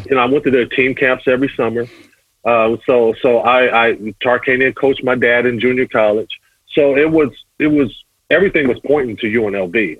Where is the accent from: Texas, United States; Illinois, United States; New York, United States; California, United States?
California, United States; Pasadena; growing up in Pasadena